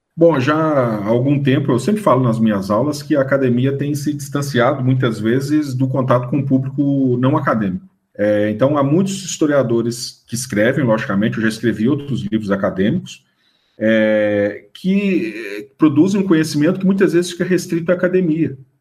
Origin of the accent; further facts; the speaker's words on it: Ouro Preto, Minas Gerais, Brazil; also born or lived in Itabirito; Fui criado em Cachoeira do Campo né? Então sou sou dos distritos de Ouro Preto